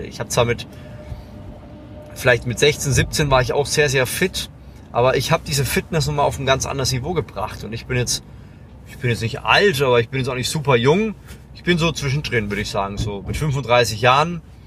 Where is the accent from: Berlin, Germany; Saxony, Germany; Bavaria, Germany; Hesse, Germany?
Bavaria, Germany; Lower Franconia; ich bin ein Franke, ja, ich komme aus Unterfranken, das ist an der oberen Grenze von Bayern